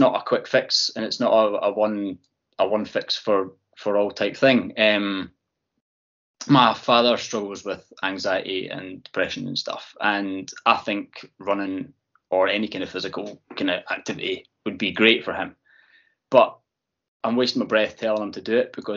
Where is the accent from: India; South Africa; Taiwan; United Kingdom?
United Kingdom; Fife, Scotland; moved away as an adult; now in East Lothian, United Kingdom; So I'm from Fife, although I have lived in East Lothian now for 15, 20 years